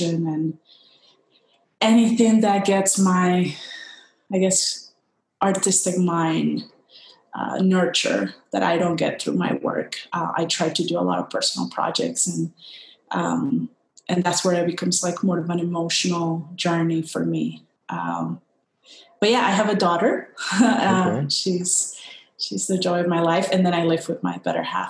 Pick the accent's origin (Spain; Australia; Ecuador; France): Ecuador; Guayaquil, Guayas; moved away as an adult; now in Washington, D.C., United States; I'm originally from Ecuador, a town in Ecuador near the Pacific coast, Guayaquil. I grew up there, all my family's there